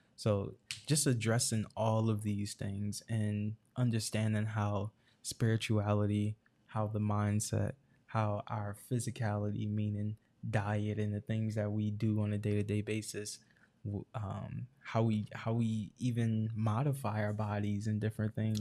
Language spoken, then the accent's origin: English; Irvington, New Jersey, United States; also born or lived in Newark, New Jersey; born and raised in Irvington, New Jersey